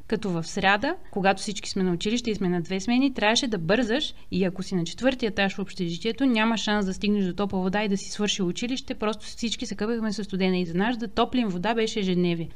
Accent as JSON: {"language": "Bulgarian", "town": "Troyan", "region": "Lovech Province", "country": "Bulgaria", "moved": "yes", "said": "Ние в Троян доскоро нямахме светофар."}